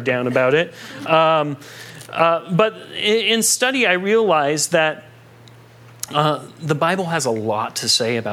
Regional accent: United States; Growing up in America

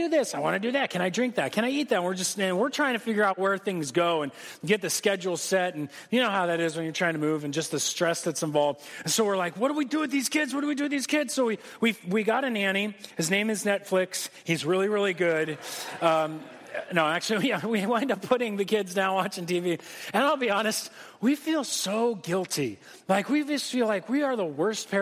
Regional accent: United States; As an American

